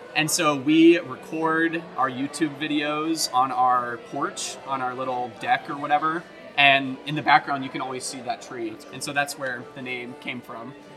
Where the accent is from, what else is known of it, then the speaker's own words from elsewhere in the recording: right outside Nashville, Tennessee, United States; moved away as an adult; also born or lived in Michigan / Oklahoma; I grew up in Tennessee, uh, right outside Nashville